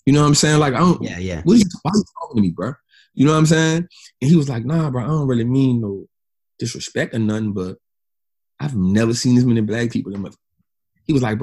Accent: New Orleans, Louisiana, United States; moved away; also born or lived in Atlanta; I'm from New Orleans, man. I ain't never been out this city yet.

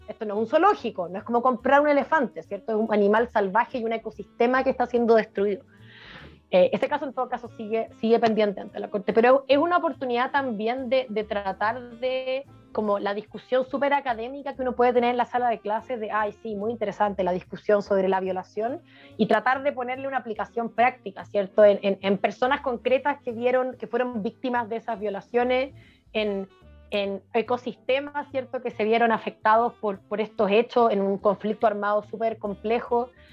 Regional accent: Chile; also born or lived in Europe; como chileno

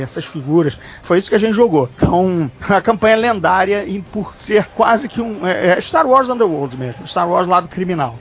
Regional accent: Rio de Janeiro, Brazil; Sendo carioca, né, morando aqui numa grande guerra civil com facções mafiosas

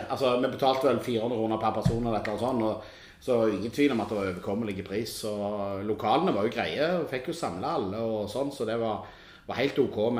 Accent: Norway; Det dummeste er jo at de spør jo gjerne hvor er du fra. Så er vi dumme som sier vi er nordmenn.

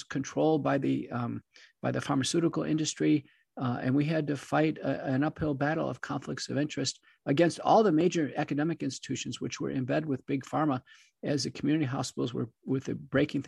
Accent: Wichita Falls, Texas, United States; also born or lived in Buffalo, New York / Seattle, Washington; I grew up in Buffalo, New York, but moved down when I was young to Texas, originally Wichita Falls in the Dallas-Fort Worth area.

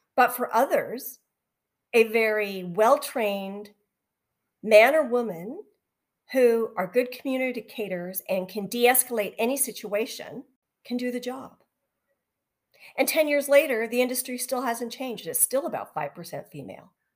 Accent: just outside of Vancouver, British Columbia, Canada; I was born and raised just outside of Vancouver.

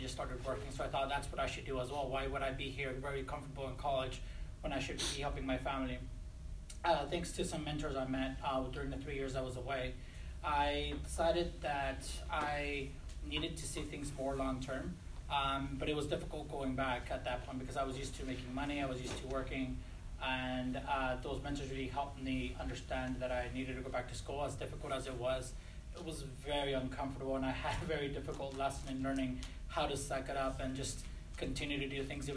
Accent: Los Angeles, California, United States; moved away as an adult; also born or lived in Bay Area, California; I grew up in Los Angeles. I spent my entire life there up until college

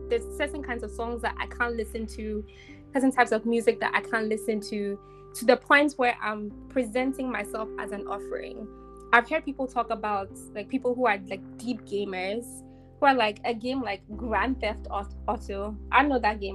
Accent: Ghana; I'm growing up in Ghana.

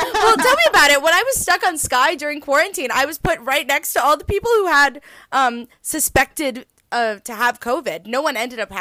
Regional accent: United States; as an American

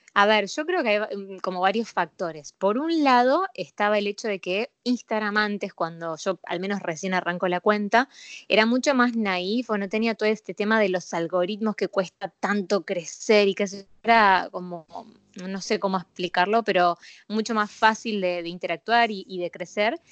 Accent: Buenos Aires, Argentina; soy porteño

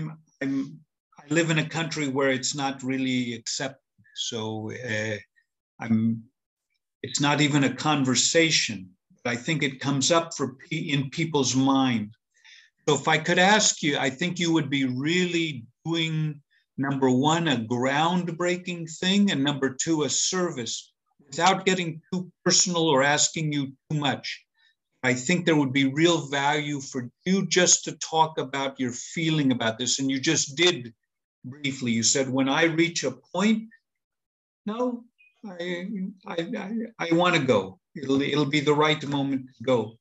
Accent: Chicago, Illinois, United States; moved away; I'm from Chicago originally

